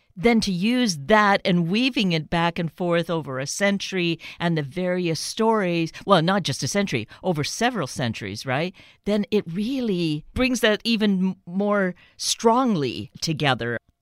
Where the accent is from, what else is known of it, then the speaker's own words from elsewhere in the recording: Canada; Growing up Canadian